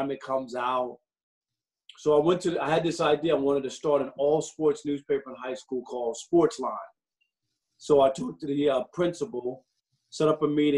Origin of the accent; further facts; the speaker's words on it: New York City, New York, United States; I grew up in New York